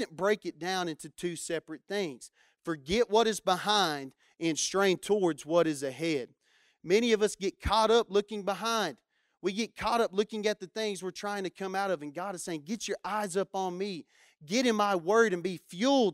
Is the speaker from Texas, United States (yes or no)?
yes; Matador, Texas, United States; where I grew up in Matador, we didn't have a whole lot of things going on. I grew up with a population of about 500 people